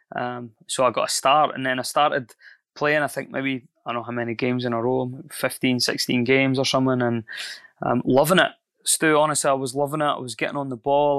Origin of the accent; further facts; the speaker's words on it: Scotland, United Kingdom; moved away as an adult; also born or lived in New Zealand; I'm Scottish